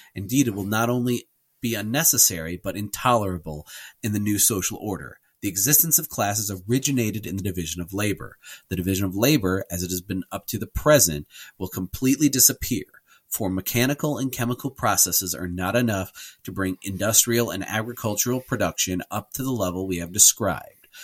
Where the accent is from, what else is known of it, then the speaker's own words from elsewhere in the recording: United States; as an American Catholic